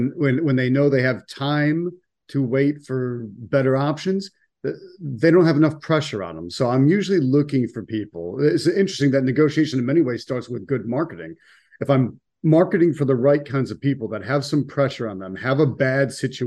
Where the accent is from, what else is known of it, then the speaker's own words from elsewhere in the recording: Buffalo, New York, United States; also born or lived in Washington, D.C.; now in Sarasota, United States; I'm originally from Buffalo, New York, and then I spent a good 24 years in Washington, D.C., and now I live in Sarasota, Florida for the last few years